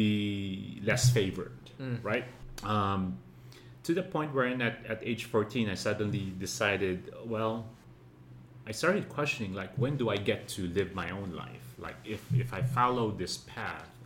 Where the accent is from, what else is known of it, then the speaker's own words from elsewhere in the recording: Manila, Metro Manila, Philippines; I grew up, was born and raised in Manila